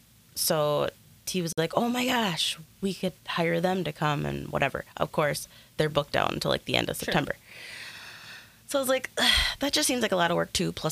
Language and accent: English; Little Canada, Minnesota, United States; we grew up in Little Canada.